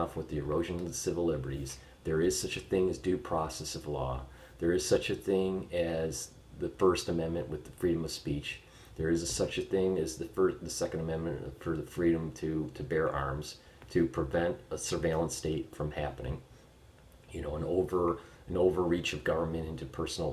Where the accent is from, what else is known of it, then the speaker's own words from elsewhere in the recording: United States; as an American citizen